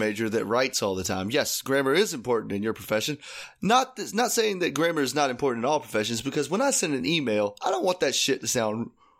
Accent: the South, United States; But I've got a lot of country family. I think we're all from the South

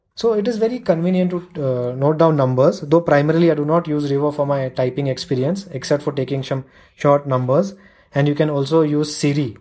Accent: India; I'm from India

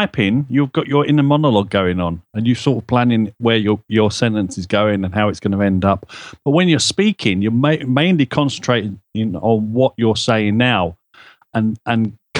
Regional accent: London, United Kingdom; accent: Cockney; I'm a Cockney, I drop my H's everywhere.

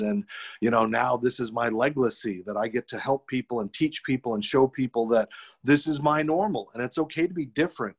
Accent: Arizona, United States; I was born without legs in Arizona

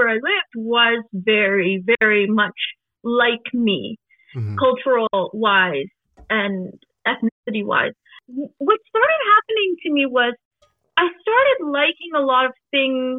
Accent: Toronto, Ontario, Canada; also born or lived in Trinidad and Tobago; I grew up in Toronto, and it was mostly a Caribbean, South American, South Asian neighborhood.

